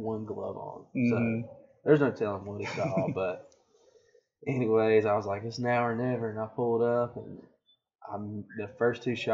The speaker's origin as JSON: {"language": "English", "region": "Georgia", "country": "United States", "said": "I'm from Georgia"}